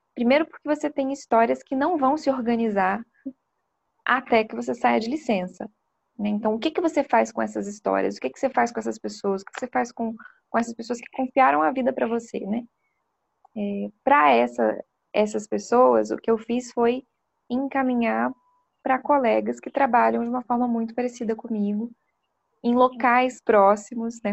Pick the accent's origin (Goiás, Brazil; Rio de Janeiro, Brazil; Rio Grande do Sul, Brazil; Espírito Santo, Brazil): Espírito Santo, Brazil; Vitória; moved away as an adult; now in São Paulo, Brazil; eu sou capixaba, né? Nasci no Espírito Santo, em Vitória, e iniciei né, minha formação na Universidade Federal do Espírito Santo